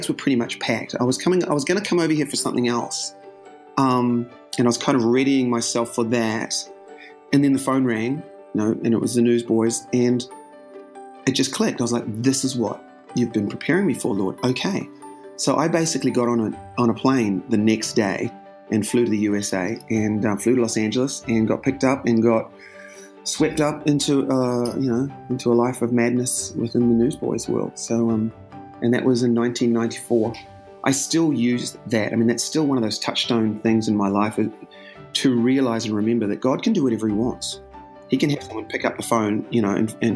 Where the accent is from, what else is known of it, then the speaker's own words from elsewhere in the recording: New Zealand; moved away as an adult; now in United States; Growing up in New Zealand, I guess, and it's a pretty wonderful country, pretty great sort of place to grow up